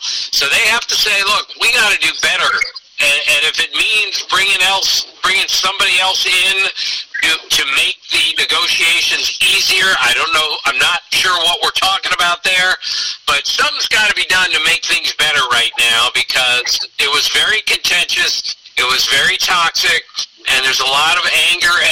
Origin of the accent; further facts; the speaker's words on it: Montgomery County, Maryland, United States; he and I grew up in Montgomery County, Maryland.